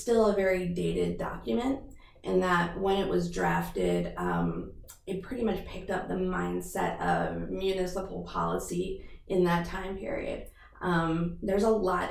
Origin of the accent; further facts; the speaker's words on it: Wheaton, Maryland, United States; I grew up in Wheaton, Maryland